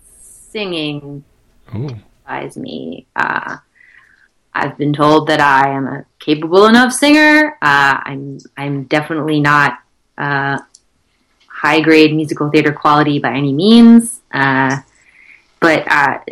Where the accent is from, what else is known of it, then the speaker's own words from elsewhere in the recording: Concord, North Carolina, United States; moved away as an adult; also born or lived in Charlotte, North Carolina; now in New York, United States; I grew up in Concord outside of Charlotte, North Carolina.